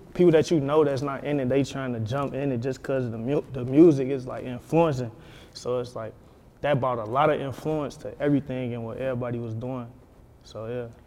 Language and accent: English; Chicago, Illinois, United States; growing up Chicago